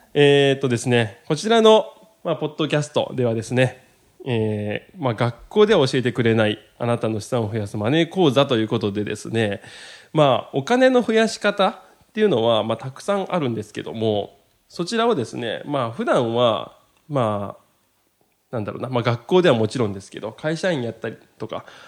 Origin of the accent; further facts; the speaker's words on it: Maizuru, Kyoto, Japan; 僕と同じ京都出身でですね